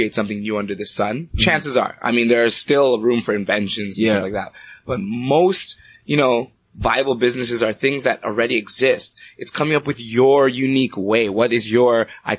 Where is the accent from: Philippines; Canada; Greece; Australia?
Canada; Brampton, Ontario; also born or lived in Toronto; From age two, I've been in Brampton and ever since. So I claim myself as a Brampton man.